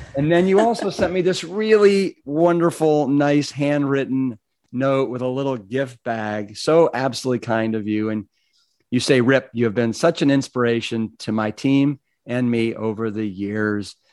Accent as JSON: {"language": "English", "town": "Cleveland", "region": "Ohio", "country": "United States", "also_born_or_lived": "Austin, Texas", "moved": "yes", "said": "I'm from Cleveland, Ohio"}